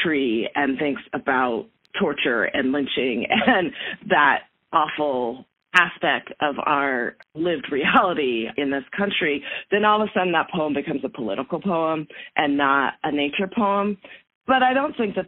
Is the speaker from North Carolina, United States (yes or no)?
no; Southern California, United States; now in Fort Collins, United States; I grew up in Southern California in a planned community